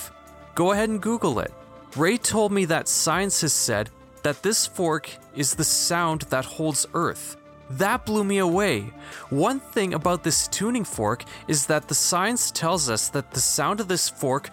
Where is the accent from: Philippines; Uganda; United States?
Philippines; I'm a Filipino now agnostic